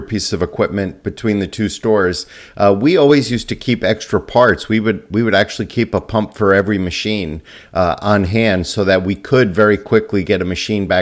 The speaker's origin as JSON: {"language": "English", "country": "United States", "said": "as an American"}